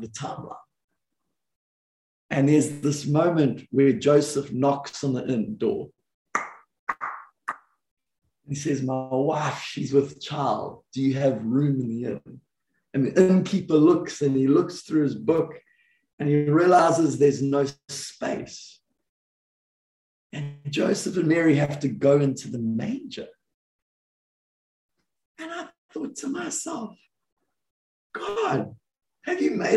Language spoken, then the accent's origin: English; South Africa; now in Redding, United States; growing up in the South African culture